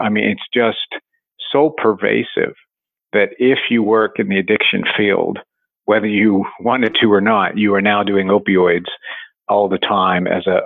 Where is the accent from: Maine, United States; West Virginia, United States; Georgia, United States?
West Virginia, United States; moved away; grew up in West Virginia and uh, it's ground zero for the opioid epidemic